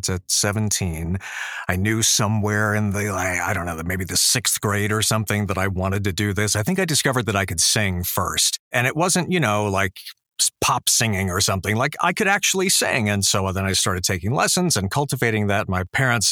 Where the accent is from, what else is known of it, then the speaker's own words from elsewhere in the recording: Fort Lauderdale, Florida, United States; also born or lived in New York; now in Boca Raton, United States; I'm actually from Fort Lauderdale, so I'm one of the, like, six native Floridians that are still here